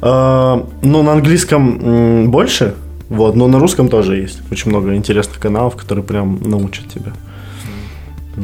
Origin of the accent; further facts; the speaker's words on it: Belarus; now in Kazakhstan; я белорус